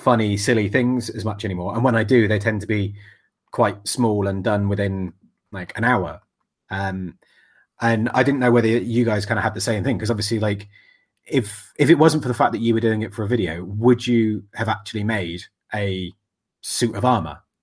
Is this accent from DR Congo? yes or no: no; England, United Kingdom; I'm English